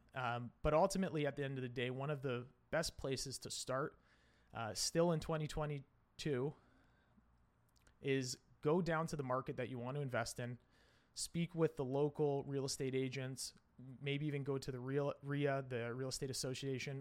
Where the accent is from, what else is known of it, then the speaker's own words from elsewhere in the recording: Canada; we come from a very, very regulated market up here